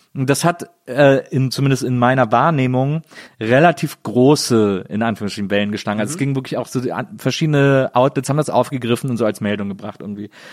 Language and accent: German; Bonn, North Rhine-Westphalia, Germany; aus dem schönen Bonn, meiner Geburtsstadt.